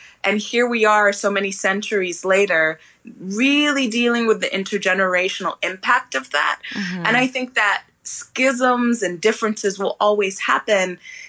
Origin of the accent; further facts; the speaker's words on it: London, United Kingdom; now in United States; at least where I was raised in London, everybody was sort of an immigrant.